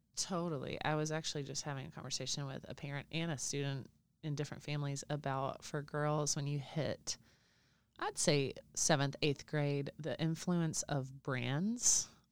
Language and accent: English; Alabama, United States; I'm from Alabama